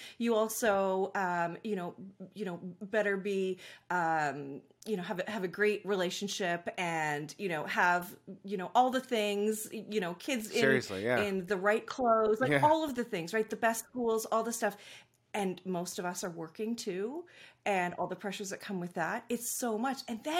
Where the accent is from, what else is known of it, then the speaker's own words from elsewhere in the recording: Vancouver, British Columbia, Canada; I grew up, I live in Vancouver, British Columbia, so nice. I'm Canadian. Born and raised here.